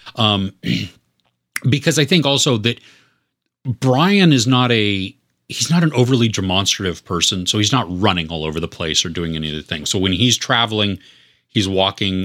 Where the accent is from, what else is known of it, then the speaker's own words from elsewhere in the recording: United States; I grew up in the United States